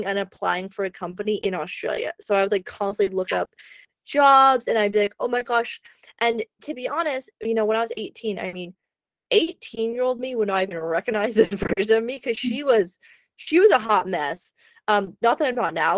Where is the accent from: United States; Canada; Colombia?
Canada; moved away; living in Canada